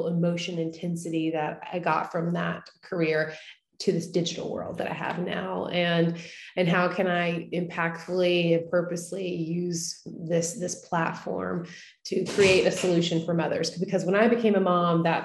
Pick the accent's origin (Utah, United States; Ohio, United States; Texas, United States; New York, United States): Texas, United States; East; moved away as an adult; now in Nashville, United States; my story starts in Texas. I'm from East Texas. I now live in Nashville. I've lived here for the last 12 years.